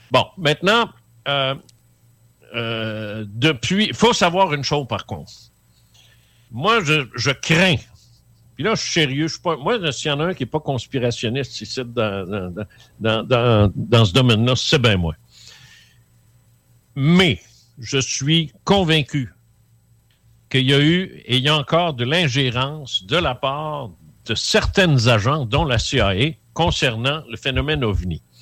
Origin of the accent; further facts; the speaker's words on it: Quebec City, Quebec, Canada; je viens de là, je viens de Québec, moi.